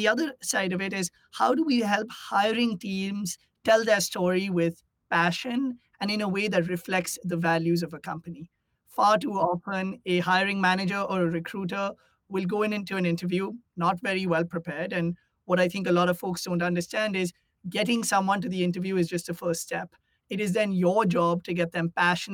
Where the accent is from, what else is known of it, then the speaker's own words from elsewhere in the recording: India; moved away as an adult; now in United States; I grew up in India and I came to the US for college.